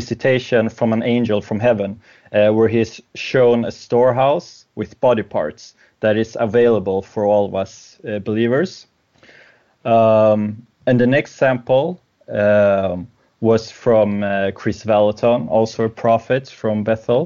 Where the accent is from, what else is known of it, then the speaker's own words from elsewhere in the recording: Sweden; English is a second language; I'm from Sweden